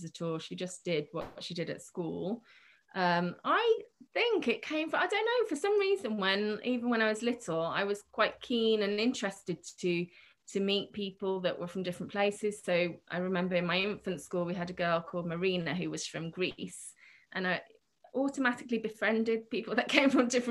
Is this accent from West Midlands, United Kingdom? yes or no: yes; Birmingham, West Midlands, United Kingdom; also born or lived in Portsmouth / Granada / Santander; I was born in Birmingham and I lived in Harborne, where most of my classes are, and lived in Birmingham right until I went to university